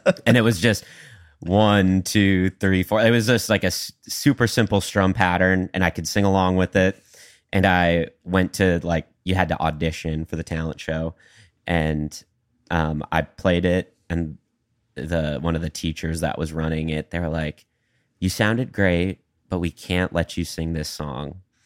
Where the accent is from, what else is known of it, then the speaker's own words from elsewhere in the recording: Sauk Rapids, Minnesota, United States; moved away as an adult; also born or lived in Bemidji, Minnesota; now in Nashville, United States; I had done music pretty much in my hometown of Sauk Rapids